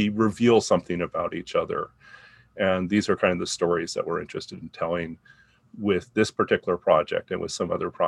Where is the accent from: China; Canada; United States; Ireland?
Canada; also born or lived in Saudi Arabia / Taiwan; I'm a Canadian of Chinese, Scottish, and English descent. And I grew up in Canada, Saudi Arabia, Taiwan, and then back to Canada with brief stops occasionally in the U.S.